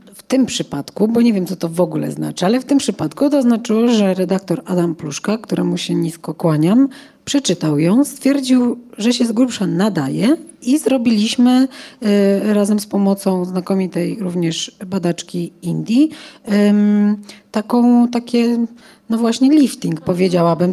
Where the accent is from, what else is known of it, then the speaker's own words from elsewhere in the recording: Poland; jestem stąd